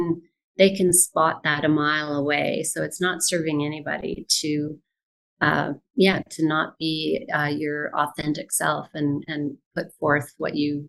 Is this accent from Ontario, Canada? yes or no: no; Vancouver, British Columbia, Canada; born there; I've lived in many places in Canada, but I was born here in Vancouver, and I'm happy to be back.